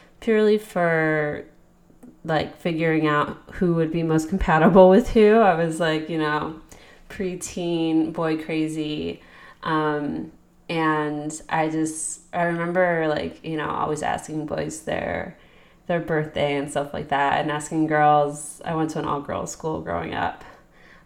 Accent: a suburb of Philadelphia, Pennsylvania, United States; I'm from Pennsylvania, a suburb of Philadelphia.

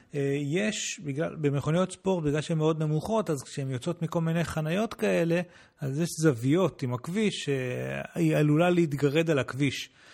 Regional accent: Israel; הוא שאל אותנו מאיפה אתם בעולם, אמרנו לו ישראל

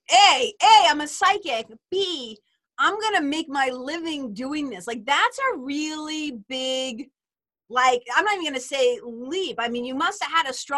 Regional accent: Lawrence, United States; we lived in Lawrence, but like across the city from each other

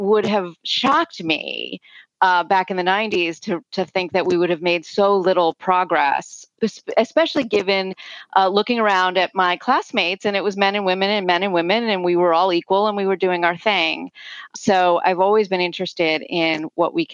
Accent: United States

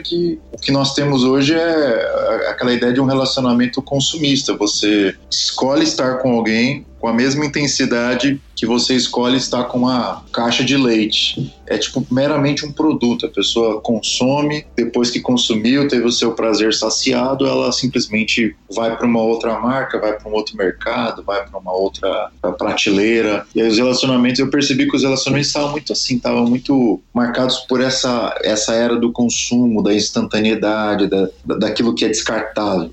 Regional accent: São Paulo, Brazil; also born or lived in Campinas; eu sou brasileiro, morei na cidade de São Paulo praticamente toda a minha vida

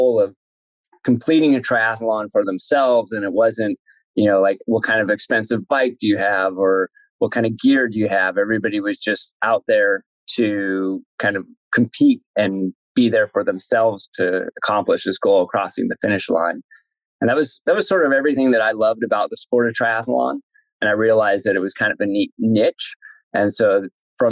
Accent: San Jose, California, United States; also born or lived in Santa Clara, United States / Davis, United States; now in Fremont, United States; I grew up in San Jose

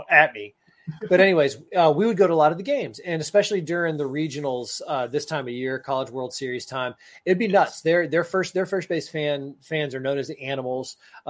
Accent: Tallahassee, Florida, United States; I grew up in Tallahassee, Florida.

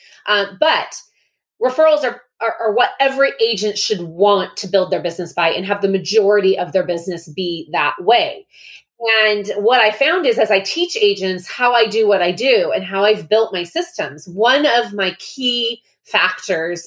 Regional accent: Long Beach, California, United States; I actually grew up in Long Beach. So I also say born, raised, and brokered in Long Beach, California

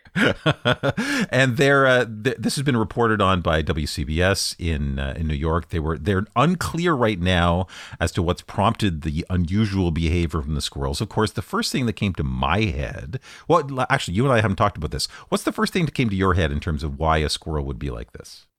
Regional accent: Canada; I'm Canadian

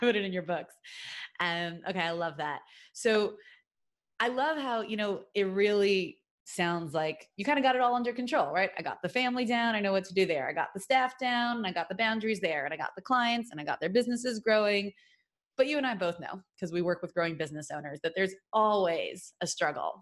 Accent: New York City, New York, United States; moved away; Brooklyn, New York, my hometown, where I hail from originally really long time ago

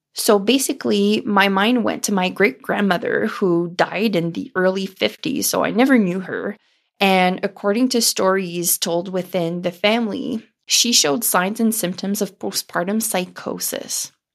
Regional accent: Ontario, Canada; first language French; English is a second language; my first language is French. And even though I was born and raised in Ontario, Canada, myself and my whole family speak French

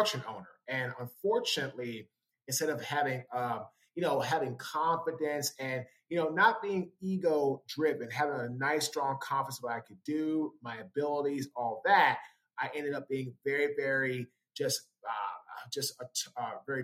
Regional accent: Washington, District of Columbia, United States; I'm from Washington, D.C., went to Howard University in Washington

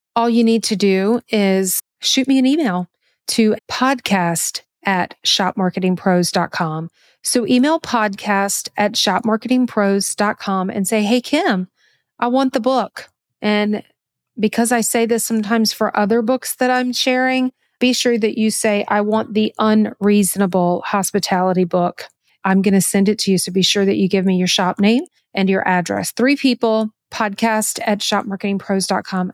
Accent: the South, United States; I'm from the South and Southerners are just very hospitable by nature. I was raised that way

